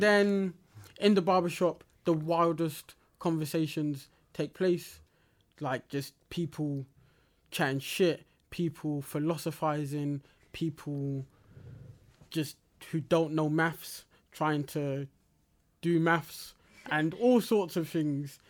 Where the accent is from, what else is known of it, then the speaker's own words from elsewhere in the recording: London, United Kingdom; growing up in Black parts of London